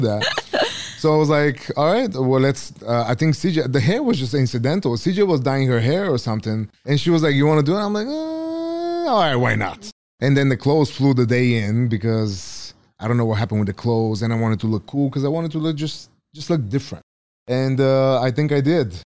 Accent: Bulgaria; English is a second language; moved away; I grew up in Bulgaria

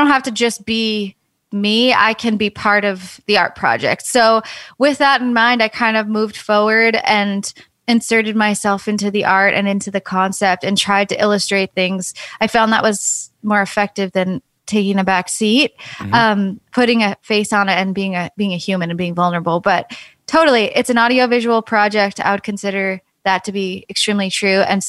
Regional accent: suburban New York, United States; I was raised in New York and there's definitely a skate scene, but not in like suburban New York in the middle of the winter

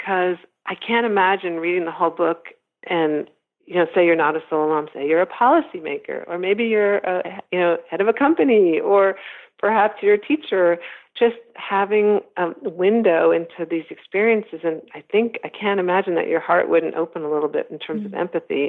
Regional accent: United States; also born or lived in Sweden; I was born in Sweden, raised in America

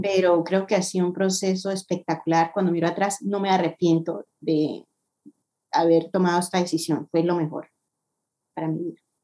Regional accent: Colombia; moved away as an adult; now in United States; soy colombiana, llevo ocho años viviendo en Estados Unidos ya

